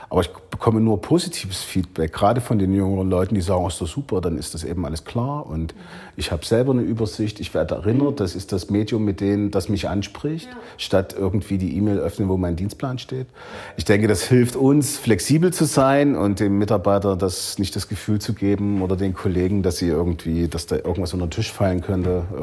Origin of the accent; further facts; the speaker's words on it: Leipzig, Saxony, Germany; Ich komme aus der DDR, ich war 16 Jahre alt, als, als die Mauer fiel.